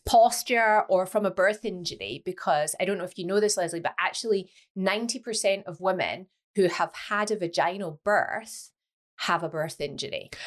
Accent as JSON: {"language": "English", "region": "Scotland", "country": "United Kingdom", "moved": "yes", "lives_now": "Leeds, United Kingdom", "said": "I am Scottish"}